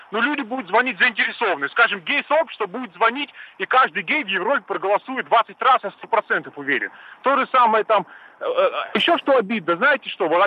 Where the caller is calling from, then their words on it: Moscow, Russia; я из Москвы звоню